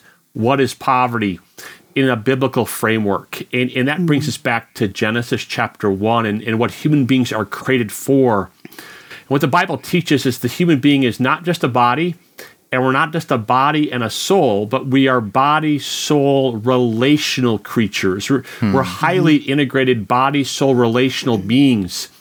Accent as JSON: {"language": "English", "country": "United States", "said": "as an American"}